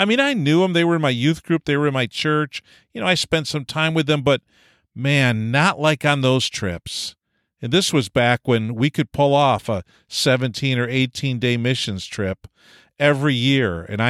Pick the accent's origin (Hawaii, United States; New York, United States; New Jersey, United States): New York, United States; I was from Eastern New York State, and we had a pace very different than Western Canada.